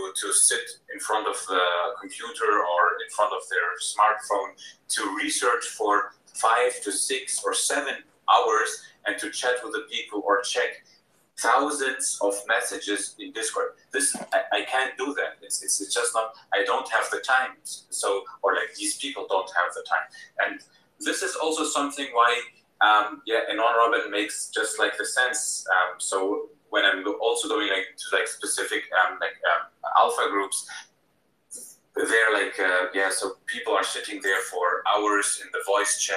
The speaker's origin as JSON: {"language": "English", "country": "Germany", "said": "I'm from Germany"}